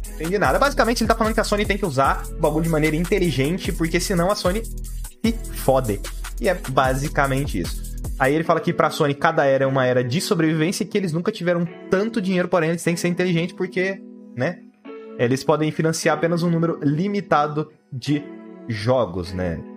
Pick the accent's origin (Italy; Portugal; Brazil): Brazil; a gente é brasileiro